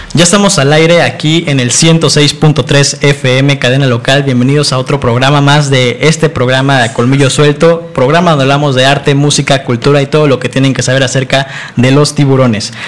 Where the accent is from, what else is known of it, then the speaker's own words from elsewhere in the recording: Mexico; como mexicanos siempre hemos este, destacado en que somos muy solidarios